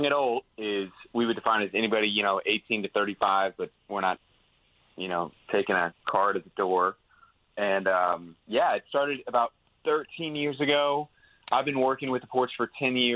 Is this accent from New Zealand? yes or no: no; Houston, Texas, United States; I'm from the South, and I'm from Houston